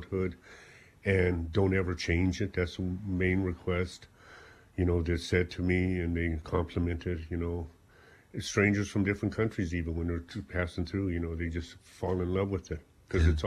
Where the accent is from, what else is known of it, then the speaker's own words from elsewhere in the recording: South Africa; moved away as an adult; now in Ireland; I came from South Africa.